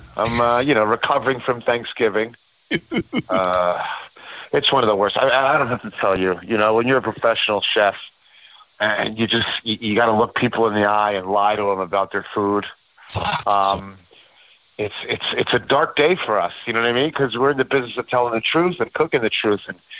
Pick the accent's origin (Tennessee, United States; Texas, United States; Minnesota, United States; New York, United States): New York, United States; I'm a New Yorker, and, you know, usually I dress like a Saturday Night Live character